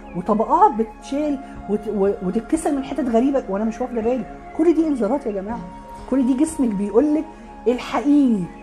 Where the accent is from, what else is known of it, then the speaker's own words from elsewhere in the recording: Alexandria Governorate, Egypt; عندنا في اسكندريه